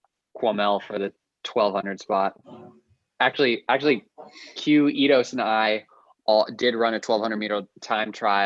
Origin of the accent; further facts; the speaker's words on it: Westerville, Ohio, United States; moved away as an adult; also born or lived in Notre Dame, Indiana; I grew up in Buckeye territory